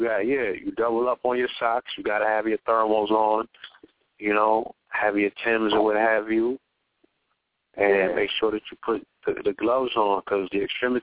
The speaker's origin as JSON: {"language": "English", "town": "New York City", "region": "New York", "country": "United States", "tie": "born or raised there", "said": "I'm in my hometown, Flatbush."}